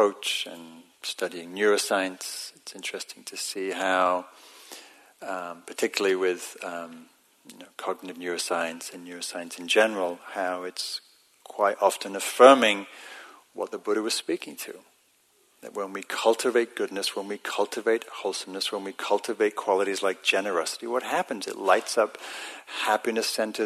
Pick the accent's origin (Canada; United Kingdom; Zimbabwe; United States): United Kingdom; England; it's part of my identity as an English person